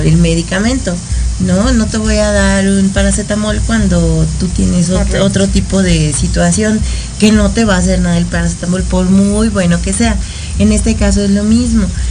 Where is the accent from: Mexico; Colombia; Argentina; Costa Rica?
Mexico; todos somos mexicanos